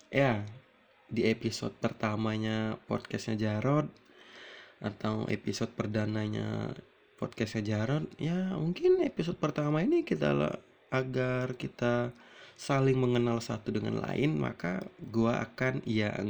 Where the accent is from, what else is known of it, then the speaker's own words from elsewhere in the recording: Palembang, South Sumatra, Indonesia; also born or lived in Lampung; gue itu sebenarnya asli di Palembang namun gue itu numpang lahir di Lampung. Jadi gua itu numpang lahir di Lampung dan besar di Palembang gitu. Dan sekarang gua tinggal di Palembang.